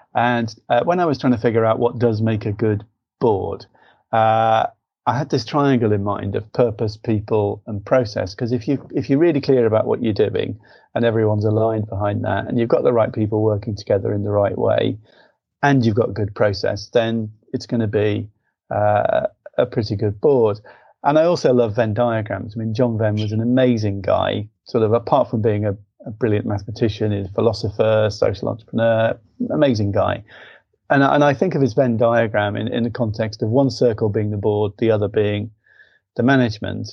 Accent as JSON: {"language": "English", "town": "Liverpool", "region": "North West England", "country": "United Kingdom", "said": "I'm from Liverpool, mathematician"}